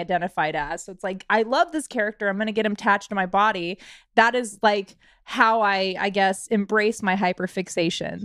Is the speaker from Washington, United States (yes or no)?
yes; Washington, United States; moved away as an adult; I had to move out of my home state, which was Washington